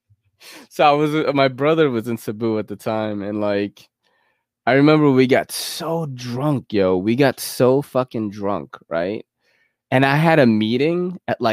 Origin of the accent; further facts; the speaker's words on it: United States; I'm from America